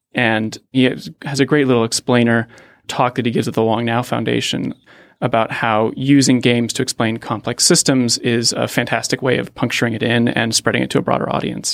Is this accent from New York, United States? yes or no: no; Pittsburgh, Pennsylvania, United States; moved away; also born or lived in Palo Alto; I grew up in Pittsburgh